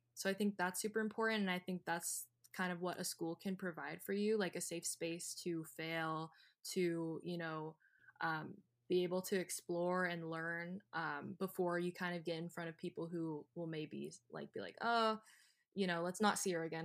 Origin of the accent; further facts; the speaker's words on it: California, United States; growing up in California was very convenient